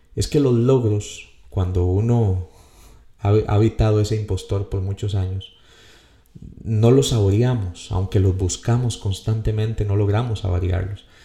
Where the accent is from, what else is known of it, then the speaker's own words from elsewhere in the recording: Costa Rica; como decimos aquí en mi país